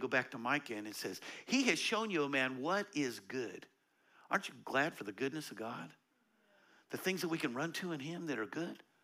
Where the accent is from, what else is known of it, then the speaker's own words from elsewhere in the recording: United States; I grew up in America